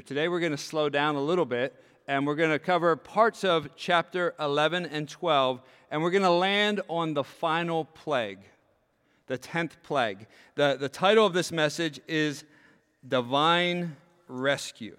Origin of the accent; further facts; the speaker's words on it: York, Pennsylvania, United States; when I grew up in York, Pennsylvania